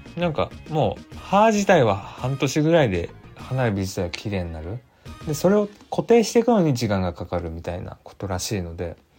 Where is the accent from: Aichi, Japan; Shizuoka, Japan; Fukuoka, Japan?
Aichi, Japan; accent: Nagoya dialect; now in Tokyo, Japan; 俺の地元って交通事故ナンバーワンの愛知県